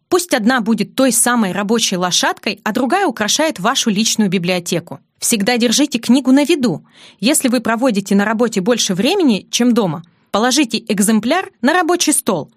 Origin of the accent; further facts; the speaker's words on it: Vologda, Vologda Oblast, Russia; moved away as an adult; also born or lived in Saint Petersburg; Я родилась в Вологде, третьим ребенком из четверых